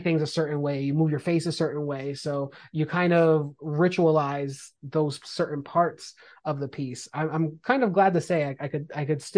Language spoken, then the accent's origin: English; East Coast, United States; I'm from the East Coast